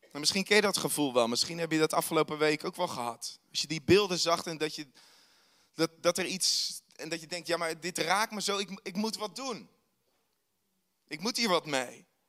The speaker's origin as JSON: {"language": "Dutch", "country": "Netherlands", "said": "wij als Hollander"}